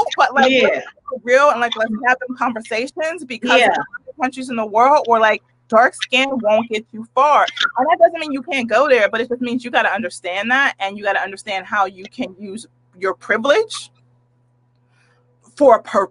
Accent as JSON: {"language": "English", "country": "United States", "said": "I am a Black American with a big, hella difficult African name"}